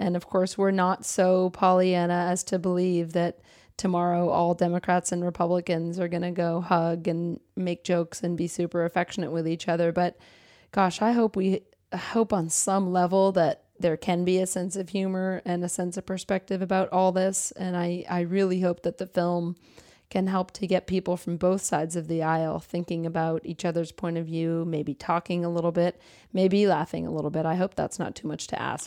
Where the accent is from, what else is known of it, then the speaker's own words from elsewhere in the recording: Boston, Massachusetts, United States; My roots are based in middle class, liberal New England. I'm from Boston